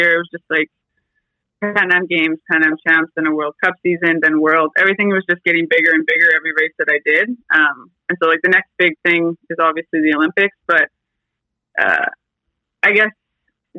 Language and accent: English; Fort McMurray, Alberta, Canada; moved away; I grew up actually in Fort McMurray, Alberta. I lived there for 10 years